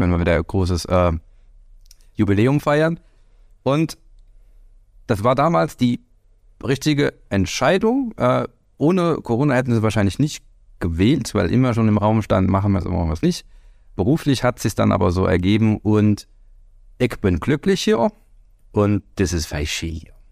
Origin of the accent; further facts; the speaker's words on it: Leidersbach, Bavaria, Germany; accent: Hessian; moved away as an adult; also born or lived in Aschaffenburg; now in Erzgebirge, Germany; meine Heimat Leidersbach äh, in schönen Unterfranken